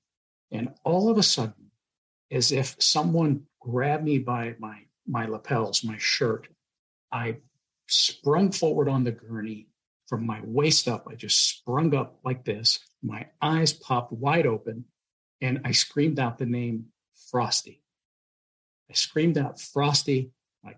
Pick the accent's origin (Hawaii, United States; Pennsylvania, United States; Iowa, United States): Pennsylvania, United States; Pittsburgh; moved away; I'm originally from Pittsburgh, Pennsylvania